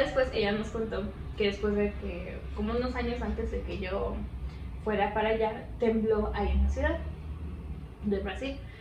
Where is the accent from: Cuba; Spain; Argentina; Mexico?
Mexico; yo soy de México